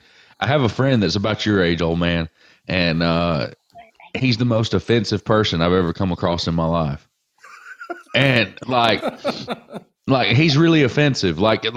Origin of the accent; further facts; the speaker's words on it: Northwest Alabama, United States; I'm from Northwest Alabama.